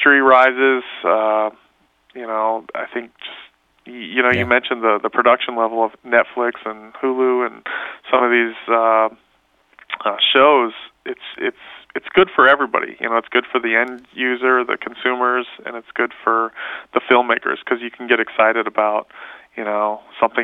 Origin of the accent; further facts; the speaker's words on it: Columbus, Ohio, United States; moved away; I grew up in Columbus, Ohio, just up the road from here